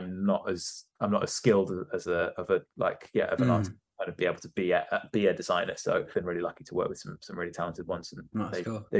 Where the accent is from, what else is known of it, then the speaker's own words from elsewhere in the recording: Devon, South West England, United Kingdom; also born or lived in Gloucester; now in London, United Kingdom; I'd moved to Devon. Obviously, like I was like eight